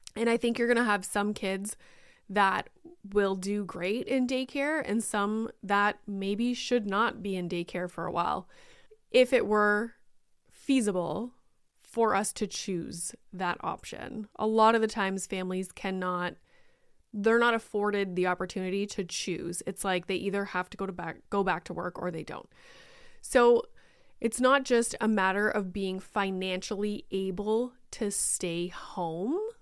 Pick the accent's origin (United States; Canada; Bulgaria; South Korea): Canada; I am Canadian